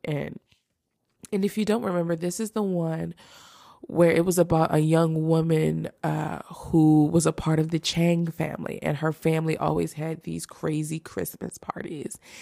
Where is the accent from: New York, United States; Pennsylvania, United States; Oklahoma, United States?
Pennsylvania, United States; Philadelphia; Philly is my hometown